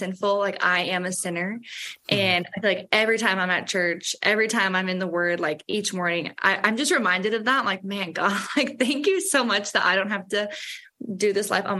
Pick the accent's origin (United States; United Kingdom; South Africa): United States; St. Louis, Missouri; I was raised in the Catholic faith. I think that's pretty common for people that are from St. Louis